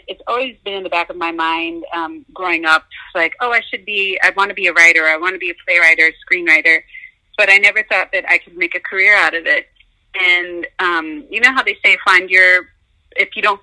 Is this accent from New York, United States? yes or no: yes; New York, United States; Growing up in New York